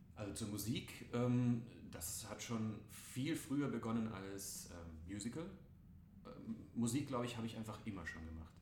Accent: Rosenheim, Bavaria, Germany; moved away; Also ich bin in Rosenheim aufgewachsen, mhm. da ganz unten in Bayern

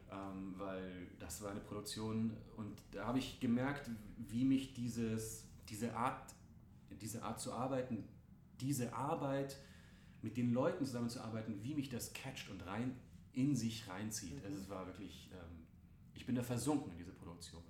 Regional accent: Rosenheim, Bavaria, Germany; moved away; Also ich bin in Rosenheim aufgewachsen, mhm. da ganz unten in Bayern

